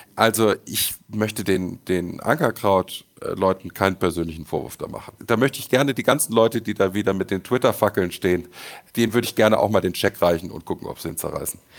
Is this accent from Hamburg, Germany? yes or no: no; Düsseldorf, North Rhine-Westphalia, Germany; Als Düsseldorfer habe ich natürlich eine gewisse Verbundenheit